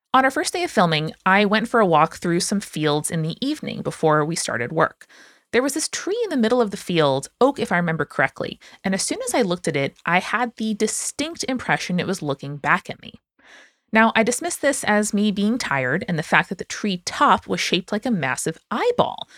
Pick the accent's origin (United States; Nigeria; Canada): United States